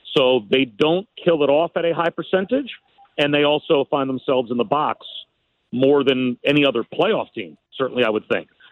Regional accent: New Jersey, United States; I grew up in New Jersey as a Rangers fan.

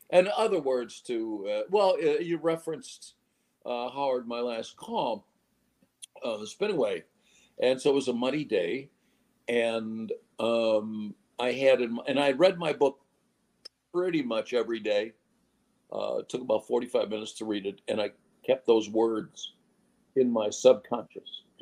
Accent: Ireland; but I'm Irish. We like to tell stories

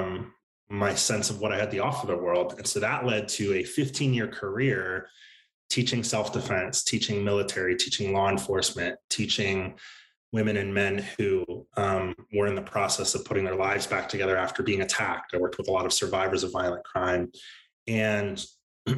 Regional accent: Central Maryland, United States; I grew up in Central Maryland outside of DC, kind of average suburban life

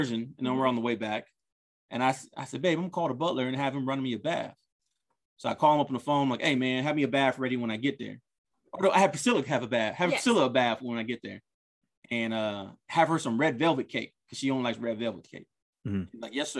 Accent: Compton, California, United States; I grew up in Compton and I lived around black people my whole life

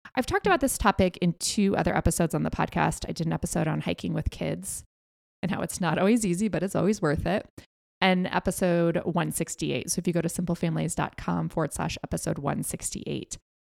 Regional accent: United States; being an American

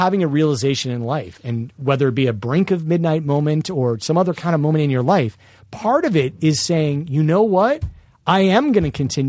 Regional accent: Vienna, Virginia, United States; my hometown, Vienna, Virginia?

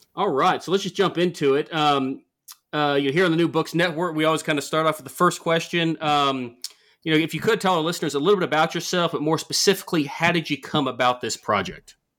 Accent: the South, United States; growing up in the South

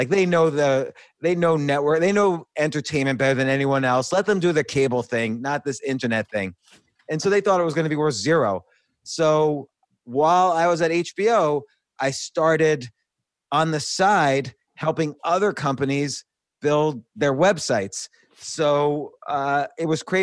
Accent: New York, United States; born or raised there; also born or lived in New Jersey

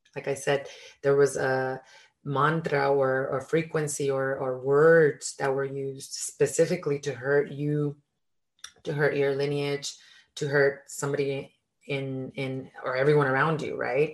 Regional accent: Mexico; I was born in Mexico, and in our culture

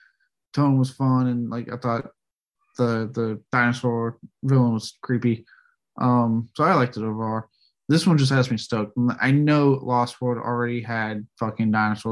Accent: Texas, United States; I'm from Texas.

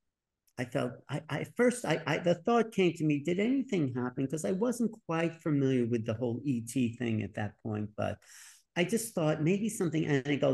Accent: New York, United States; I was from New York

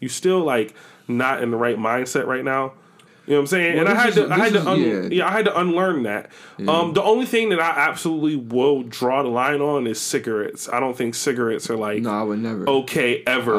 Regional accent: Buffalo, New York, United States; growing up in Buffalo

